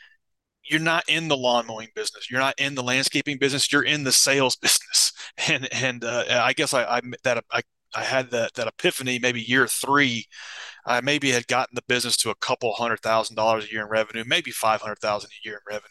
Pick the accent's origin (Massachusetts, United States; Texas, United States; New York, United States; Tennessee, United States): Tennessee, United States; Nashville; I grew up in Nashville, Tennessee, in the United States